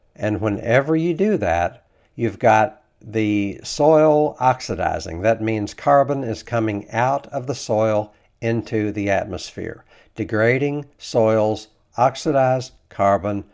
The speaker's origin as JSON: {"language": "English", "region": "Kentucky", "country": "United States", "tie": "born or raised there", "said": "I grew up in Kentucky."}